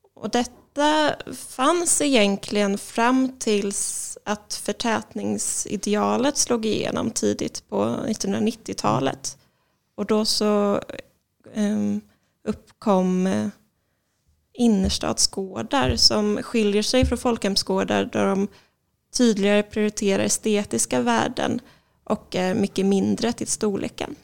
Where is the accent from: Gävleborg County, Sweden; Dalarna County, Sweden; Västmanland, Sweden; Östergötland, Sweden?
Östergötland, Sweden; Linköping; moved away as an adult; also born or lived in Karlskrona; now in Malmö, Sweden; jag är ursprungligen från Linköping och sen så har jag bott i Malmö sedan 2011.